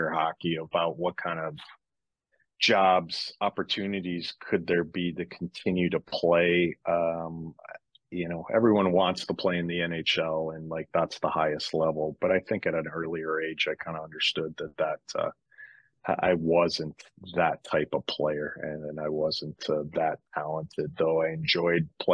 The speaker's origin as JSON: {"language": "English", "region": "Michigan", "country": "United States", "tie": "born or raised there", "moved": "yes", "said": "growing up in Michigan"}